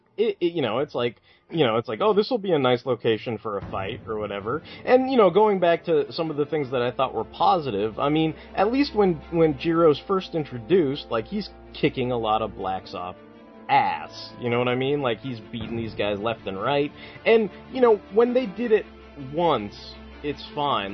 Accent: United States; as an American

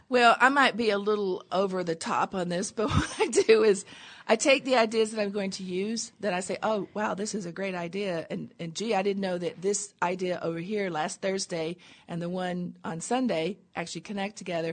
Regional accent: Tennessee, United States; I grew up in Tennessee in a little tiny town on a river

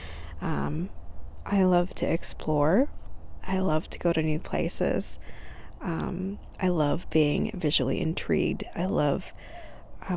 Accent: California, United States; now in Texas, United States; I grew up in California. I am currently in Texas

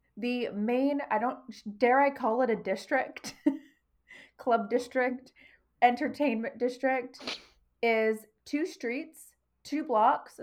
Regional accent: Toronto, Ontario, Canada; moved away; I'm from Toronto.

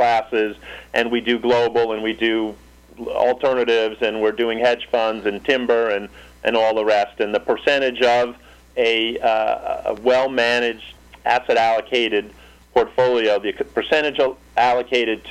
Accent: New York City, New York, United States; I grew up in New York City

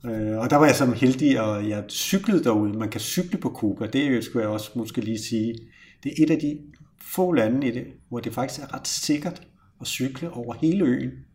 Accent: Copenhagen, Capital Region of Denmark, Denmark; accent: Copenhagen; jeg er københavner lige nu

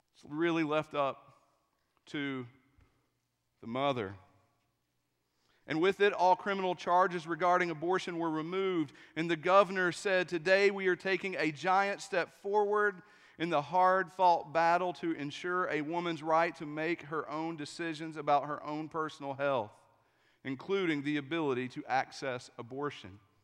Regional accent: East Tennessee, United States; I'm from East Tennessee, too

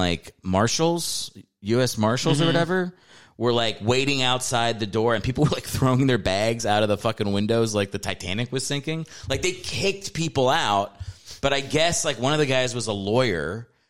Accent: Virginia, United States

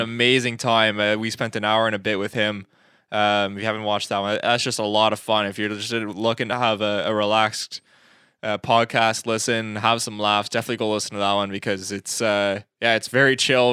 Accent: Canada; we're not, we're Canadian

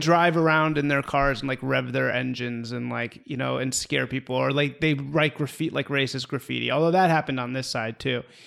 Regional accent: Evanston, Illinois, United States; I'm from Evanston, Illinois, which is a suburb of Chicago

